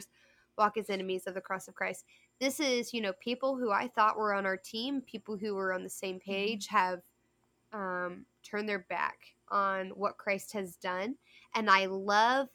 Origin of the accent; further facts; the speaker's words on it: United States; I'm an American, but my citizenship is in heaven first